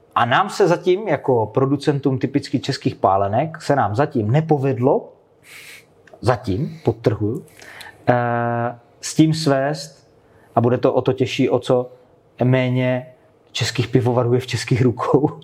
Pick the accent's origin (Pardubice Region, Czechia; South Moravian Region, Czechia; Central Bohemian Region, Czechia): South Moravian Region, Czechia; Moravian Slovakia; krajem, odkud pocházím. Já jsem ze Slovácka